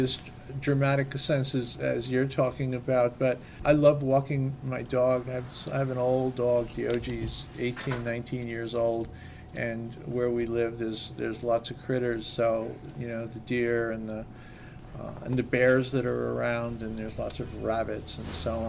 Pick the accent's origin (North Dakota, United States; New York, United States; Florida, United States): Florida, United States; I came from Florida, lived in Florida for a while, and the woods in Florida are very different than the woods here.